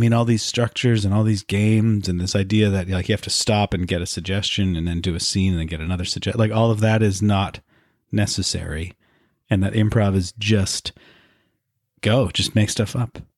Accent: Vancouver, British Columbia, Canada; I grew up in Vancouver

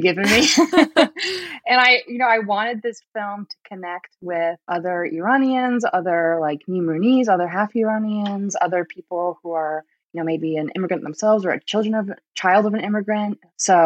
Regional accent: Vermont, United States; also born or lived in Rhode Island; I was actually born in Rhode Island, but my family moved to Vermont when I was just a baby.

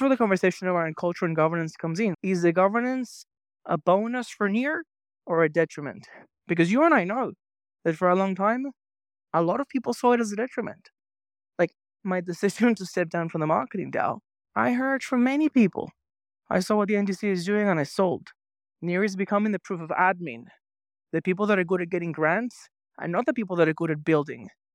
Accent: Venezuela; moved away; I grew up in Venezuela

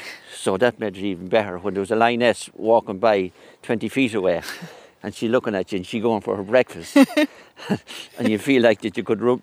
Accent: Mullingar, Westmeath, Ireland; I grew up in Ginnell Terrace in Mullingar. That was my home place. But the past 40 years now I live in quite close to Leddison

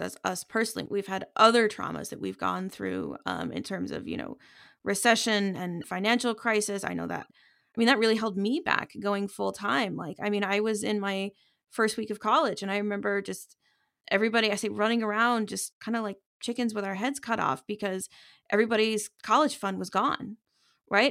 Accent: United States; as an American

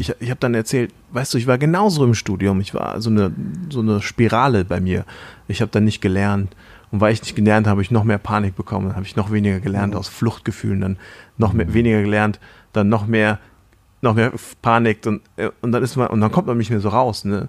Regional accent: Thailand; moved away; in Thailand, Sünde, wo ich aufgewachsen bin in Thailand

